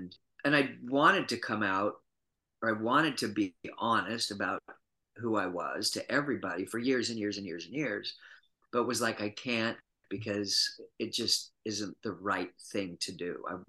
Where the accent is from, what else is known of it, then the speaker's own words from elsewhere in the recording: Utah, United States; moved away as an adult; I was born and raised in Utah and was born and raised Mormon and lived there until I was 23, went to undergraduate school at the University of Utah.